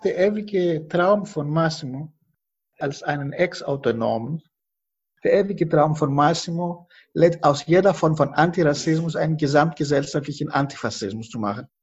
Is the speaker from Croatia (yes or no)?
no; Greece; now in Germany; Ich fühle mich nicht verantwortlich als Grieche, genau das Gegenteil. Ich komme aus einer Familie, die Opfer von der Besatzung war